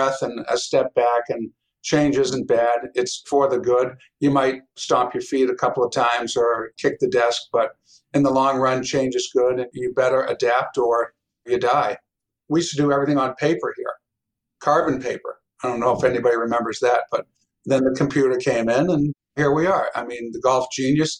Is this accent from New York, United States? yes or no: no; Pembroke, Massachusetts, United States; we grew up in Pembroke. I mean, it was like the Wonder Years. It's the best town to grow up